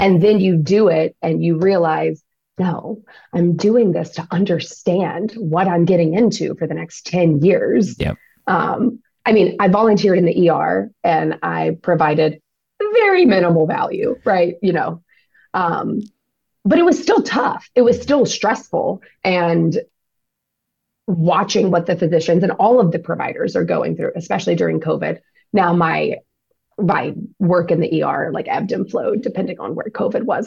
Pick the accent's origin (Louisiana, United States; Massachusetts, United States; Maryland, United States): Louisiana, United States; now in Los Angeles, United States; We live in the LA area. Um, I'm from Louisiana.